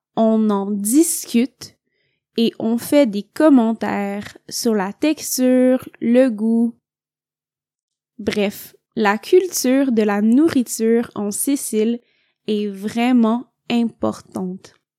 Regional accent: Montreal, Quebec, Canada; now in Italy; je viens du Québec.

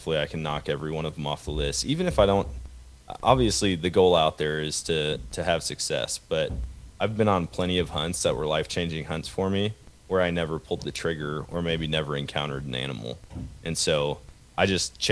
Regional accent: Wisconsin, United States; now in Missouri, United States; I was born and raised in Wisconsin. I live in Missouri now

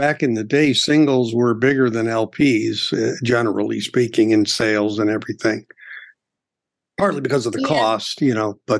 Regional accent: Gary, Indiana, United States; I grew up in Gary, Indiana.

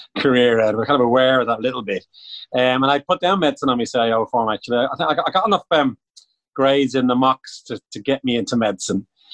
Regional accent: Bray, Leinster, Ireland; I'm from Bray, County Wicklow

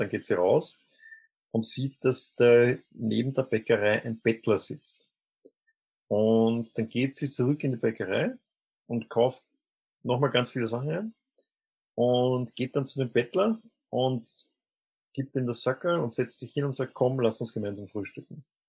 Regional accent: Vienna, Austria; Ich bin äh, Journalist und, und Autor aus Wien

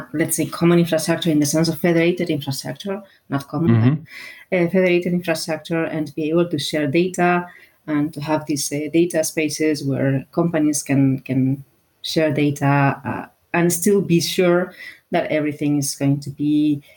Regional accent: Basque Country, Spain; I am from the Basque Country.

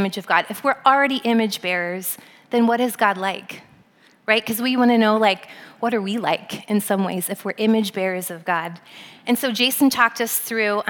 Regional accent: Pennsylvania, United States; moved away as an adult; also born or lived in Southern California; now in South Bend, United States; I'm an East Coast girl, I grew up in Pennsylvania.

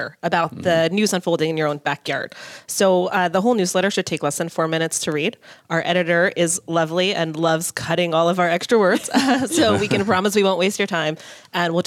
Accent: Brattleboro, Vermont, United States; moved away as an adult; also born or lived in Los Angeles, California; now in Minnesota, United States; I grew up, I'm not from Minnesota. Mm-hmm. I've lived here for a couple of years. My husband's from St. Louis Park, but I grew up in a small town in Vermont. So big shows didn't exactly come to Brattleboro, Vermont

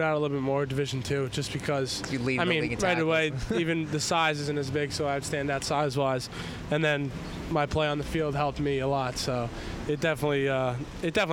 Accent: Long Island, New York, United States; Long Island

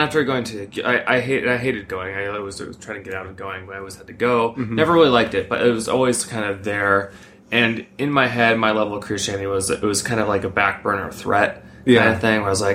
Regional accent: Columbus, Ohio, United States; I grew up in Midwest America in Columbus, Ohio

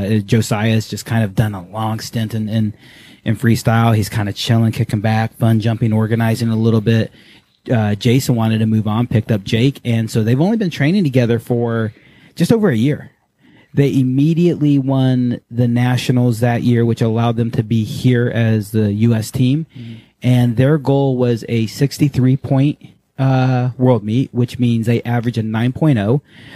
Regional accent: Tennessee and Alabama, United States; accent: southern; moved away; also born or lived in Virginia / Japan / Texas; I grew up in Tennessee and Alabama, and I tried not to talk like this, because when I moved to Japan, I was made fun of, because I was a stupid southern hick.

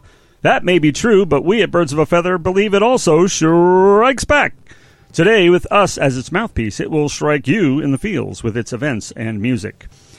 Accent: United States; we're Yanks from America

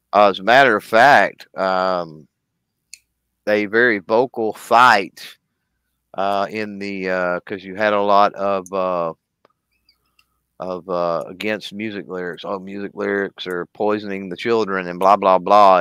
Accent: Texas, United States; I'm from Texas. I'm from the South

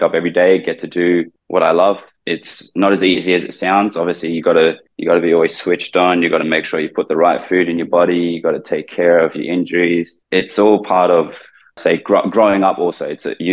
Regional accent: Brisbane, Queensland, Australia; moved away as an adult; also born or lived in Philippines; now in Thailand; I grew up in Brisbane.

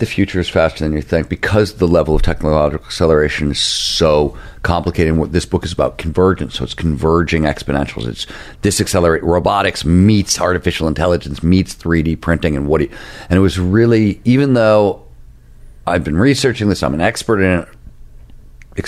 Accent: Midwest, United States; I'm an old punk rocker and I come from the Midwest

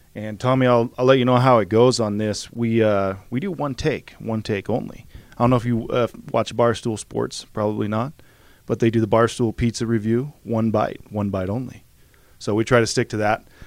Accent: Idaho, United States; I grew up in Idaho

